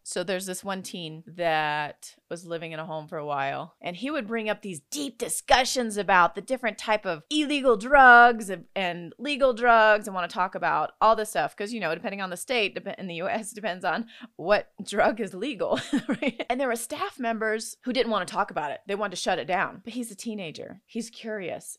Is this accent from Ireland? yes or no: no; Senegal; now in United States; I grew up in Senegal, West Africa.